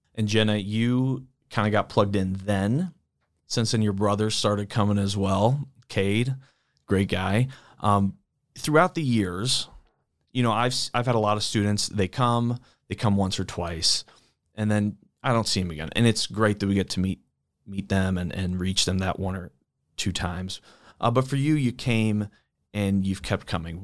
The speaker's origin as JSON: {"language": "English", "region": "East Coast", "country": "United States", "tie": "born or raised there", "also_born_or_lived": "Saint Louis area", "moved": "as an adult", "lives_now": "St. Louis, United States", "said": "I grew up on the East Coast"}